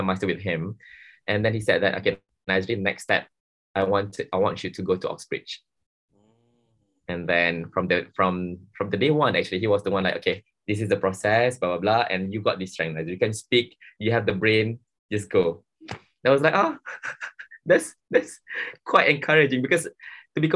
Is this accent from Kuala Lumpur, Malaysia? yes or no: no; Johor, Malaysia; I'm from Johor